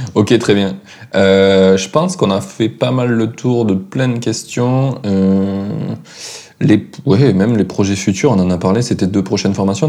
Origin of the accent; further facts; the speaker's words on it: France; en tant que Français